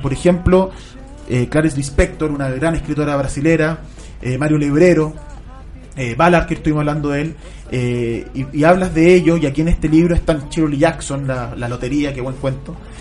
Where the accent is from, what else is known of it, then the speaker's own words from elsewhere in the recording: Chile; Nosotros acá en Chile